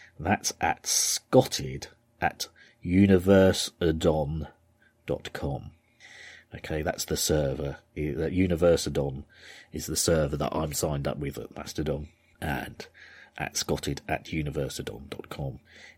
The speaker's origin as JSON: {"language": "English", "region": "Yorkshire and the Humber", "country": "United Kingdom", "said": "So, I'm from Yorkshire."}